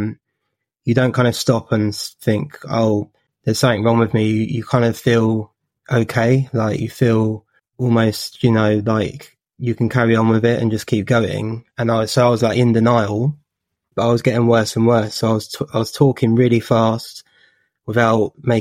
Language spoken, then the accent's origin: English; Watford, East of England, United Kingdom; I'm from Watford in Hertfordshire.